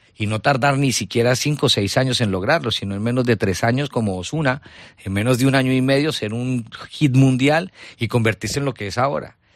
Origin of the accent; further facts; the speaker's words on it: Colombia; moved away as an adult; now in Spain; vengo de Colombia, trabajé mucho tiempo en Caracol Radio